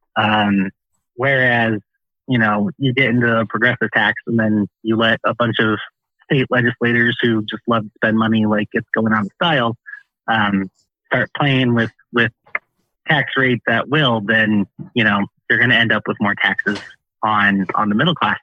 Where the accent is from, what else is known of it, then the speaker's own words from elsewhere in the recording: Peoria, Illinois, United States; moved away as an adult; originally, I am from Peoria, Illinois.